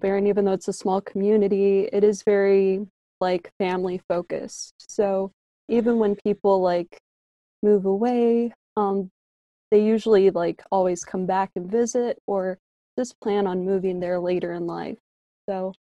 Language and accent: English; Minnesota, United States; also born or lived in Denver, Colorado / Mexico; later we ended up moving to Minnesota.